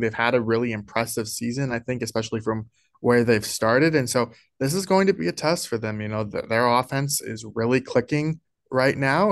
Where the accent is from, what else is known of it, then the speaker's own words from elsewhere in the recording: Naperville, Illinois, United States; moved away as an adult; also born or lived in Colorado; I'm from Illinois, actually. Uh, I'm from Naperville, Illinois, which is Sean Payton's hometown